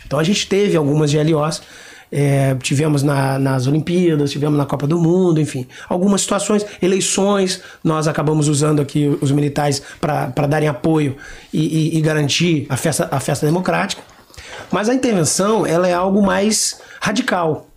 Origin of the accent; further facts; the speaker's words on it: Jaú, São Paulo, Brazil; moved away as an adult; also born or lived in Paraná; now in Rio de Janeiro, Brazil; sou paranaense de nascimento, ah, é? né? mas me considero paulista porque fui, de, em tenra idade, para Jaú, interior de São Paulo. Cheguei lá com seis anos de idade. Então, toda a minha infância, juventude, idade adulta, eu vivi na cidade de Jaú